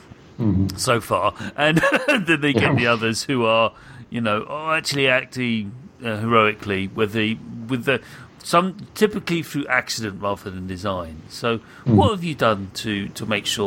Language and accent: English; United Kingdom; as a British person